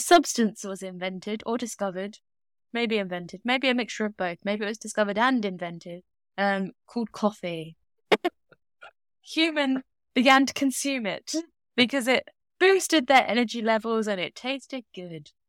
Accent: United Kingdom; accent: British; my accent is not considered lovely, warm, and British. I mean, it's definitely British

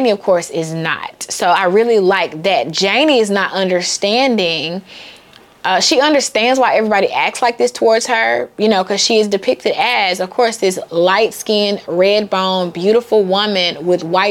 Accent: the South, United States; I'm from the South, and the deeper South, the meaner South

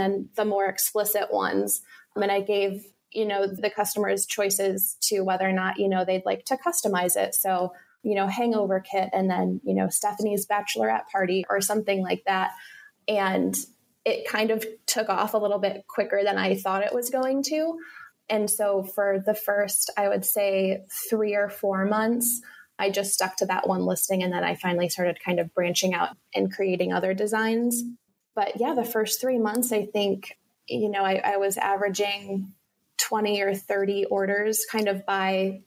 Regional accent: Wisconsin, United States; I'm from Wisconsin

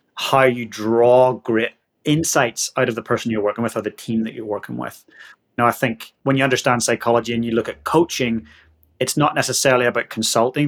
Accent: Northern Ireland, United Kingdom; moved away as an adult; now in Christchurch, New Zealand; I'm from Northern Ireland and I've been living down in the Antipodes for the last 16, 17 years grew up in a little working class town just north of Belfast

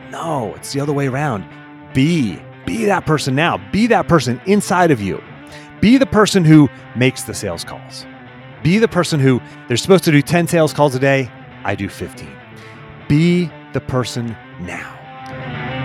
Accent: Pittsburgh, Pennsylvania, United States; I was raised in Pittsburgh

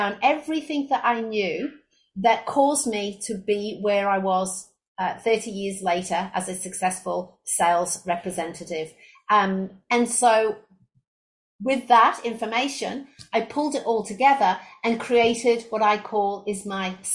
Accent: England, United Kingdom; moved away as an adult; also born or lived in Australia; now in Brisbane, Australia; I was originally from England, where I graduated with a degree in business and marketing

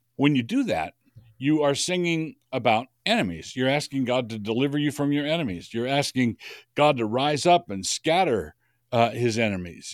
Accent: Idaho, United States; I'm from Idaho

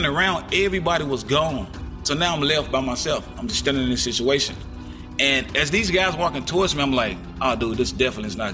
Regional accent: Jackson, Tennessee, United States; I'm a positive artist out of my hometown of Jackson, Tennessee. I'm from the east side of Jackson, Tennessee

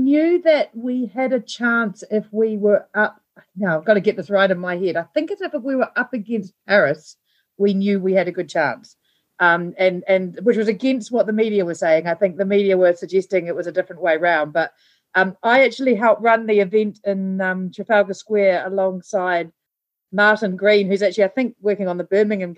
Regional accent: New Zealand; also born or lived in Blenheim, New Zealand; I was born in Blenheim, which is the top end of the South Island here in New Zealand, and moved around a lot as a kid, around different kind of rural parts of New Zealand

